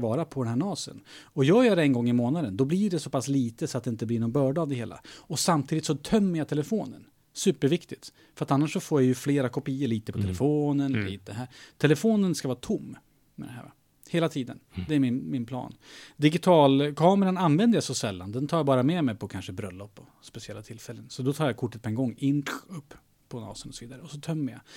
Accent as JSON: {"language": "Swedish", "town": "Skokloster", "region": "Uppsala County", "country": "Sweden", "tie": "born or raised there", "moved": "yes", "said": "Jag är uppväxt i Skokloster."}